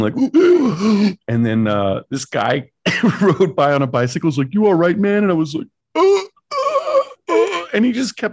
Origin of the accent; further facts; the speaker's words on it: United States; I'm very American